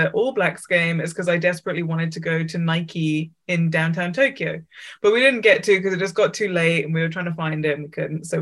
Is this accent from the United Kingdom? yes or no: yes; England, United Kingdom; I was from England